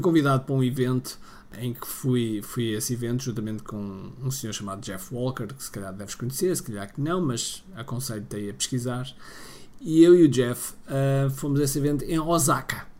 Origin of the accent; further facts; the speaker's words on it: Portugal; a falar em inglês, sendo eu português, a falar em inglês